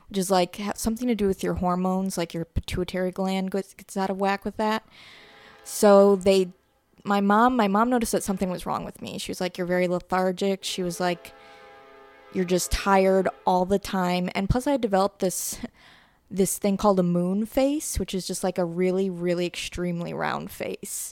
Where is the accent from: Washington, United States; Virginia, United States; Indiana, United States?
Indiana, United States; Griffith; also born or lived in Munster, Indiana / Lowell, Indiana; I was born in Munster. I grew up in Griffith